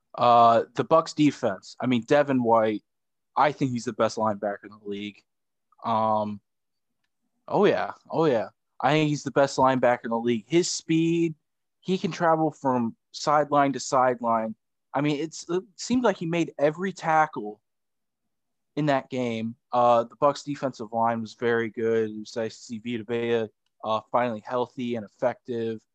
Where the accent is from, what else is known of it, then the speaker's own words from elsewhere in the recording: Chicago, Illinois, United States; We're all from Chicago